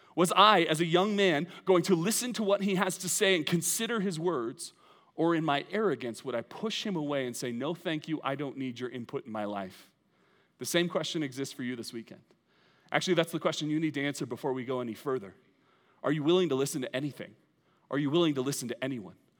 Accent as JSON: {"language": "English", "country": "United States", "said": "I love being an American"}